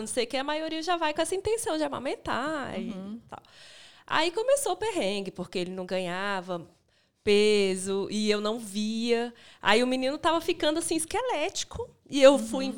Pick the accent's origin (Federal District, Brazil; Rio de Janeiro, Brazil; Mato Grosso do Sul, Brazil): Federal District, Brazil; Brasília; moved away as an adult; now in Belo Horizonte, Brazil; eu sou de Brasília, né? Vim morar aqui porque meu marido já morava